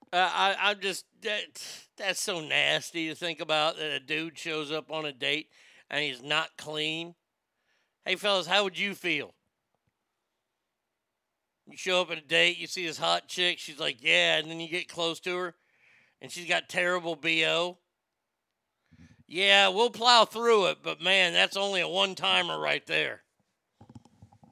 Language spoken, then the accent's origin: English; Garland, Texas, United States; It is your typical small Texas one-street town. It's got a square. Yes, it's my hometown